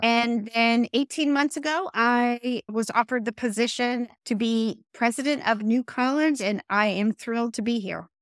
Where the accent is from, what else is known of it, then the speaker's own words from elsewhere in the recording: New Jersey, United States; moved away as an adult; also born or lived in Columbia, Missouri; born and raised in New Jersey.